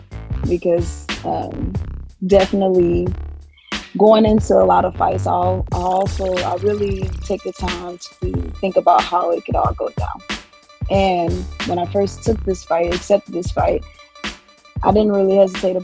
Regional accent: St. Louis, Missouri, United States; moved away as an adult; now in Irvine, United States; I'm originally from St. Louis, and I moved out here to Irvine, California

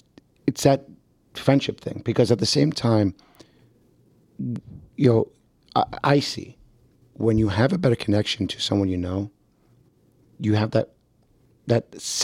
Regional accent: New Jersey, United States; I'm from North Jersey and we use attorneys.

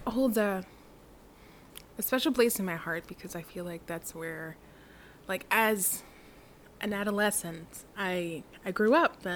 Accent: Delaware County, Philadelphia, Pennsylvania, United States; also born or lived in Hyde Park, New York / Blue Bell, Pennsylvania; I was raised in Delaware County

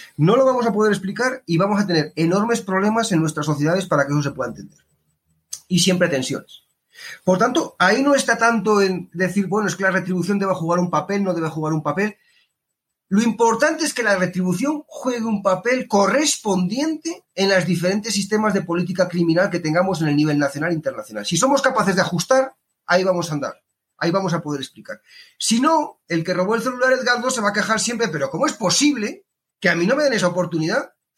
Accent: Spain; now in Colombia; yo vengo de España

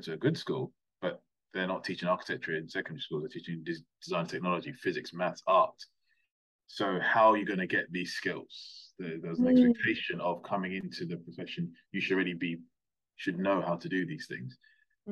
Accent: London, United Kingdom; moved away as an adult; also born or lived in Plymouth / Gloucestershire; now in South East England, United Kingdom; I'm originally from London

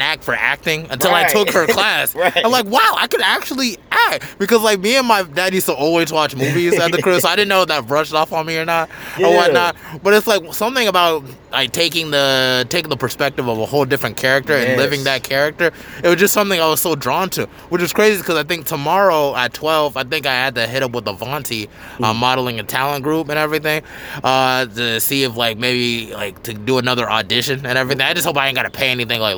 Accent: Charlotte, North Carolina, United States; I grew up on the East

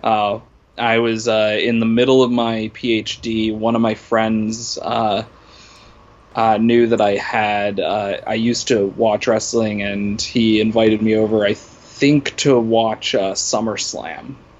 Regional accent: Worcester, Massachusetts, United States; I was born in Worcester, Massachusetts

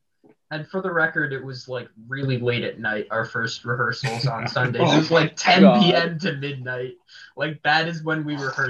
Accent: Skokie, Illinois, United States; moved away as an adult; now in Iowa City, United States; I'm from Skokie, Illinois

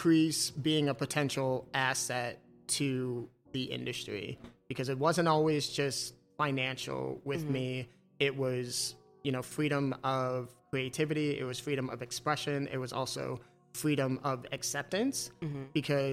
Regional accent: Chicago, Illinois, United States; also born or lived in Round Lake Beach, Illinois / Grayslake, Illinois; I'm originally from Chicago. You know, I mean, grew up on the north and west sides

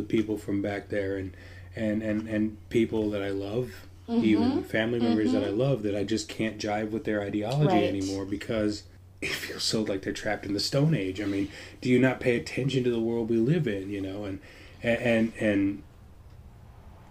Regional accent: Colorado Springs, Colorado, United States; also born or lived in Bellevue, Washington / Portland; now in Olympia, United States; I grew up in Colorado Springs

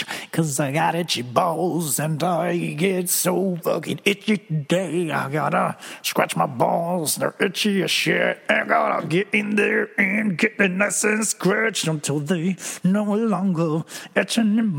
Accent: Venezuela; moved away; And I'm from Venezuela, so it makes me interesting. And yo hablo español, perfecto

